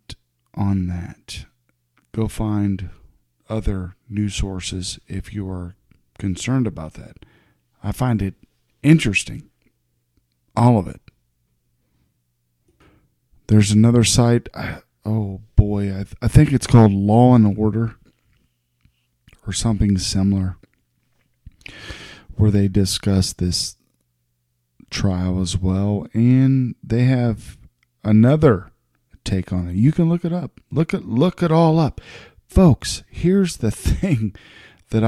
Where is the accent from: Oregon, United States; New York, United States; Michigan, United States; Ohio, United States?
Ohio, United States; also born or lived in Texas; I live in Ohio, born and raised in Ohio.